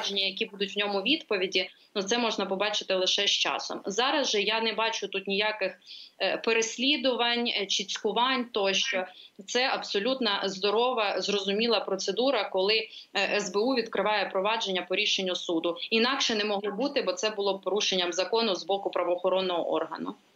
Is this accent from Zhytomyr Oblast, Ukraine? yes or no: no; Poltava, Poltava Oblast, Ukraine; я сама полтавка, все життя прожила там